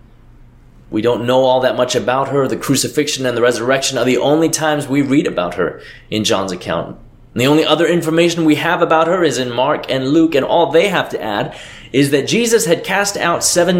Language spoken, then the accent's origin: English; Hong Kong; now in United States; my parents and my hometown, half the world away